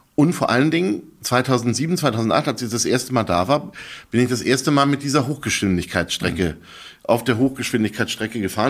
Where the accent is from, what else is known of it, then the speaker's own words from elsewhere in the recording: Berlin, Germany; ich bin äh, geborener Berliner